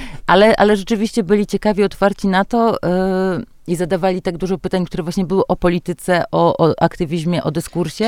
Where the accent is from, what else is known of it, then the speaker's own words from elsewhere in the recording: a village in Podlasie, Podlaskie Voivodeship, Poland; moved away; dorastałam właśnie na podlaskiej wsi